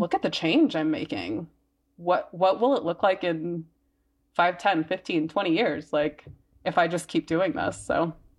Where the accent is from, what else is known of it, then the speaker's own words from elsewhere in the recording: Mississippi, United States; now in Denver, United States; I grew up in Mississippi, and it's, like, the middle of, like, it's the Bible Belt